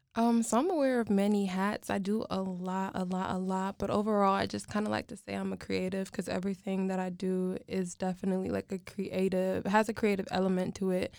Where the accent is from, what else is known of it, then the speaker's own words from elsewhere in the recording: United States; I was born in America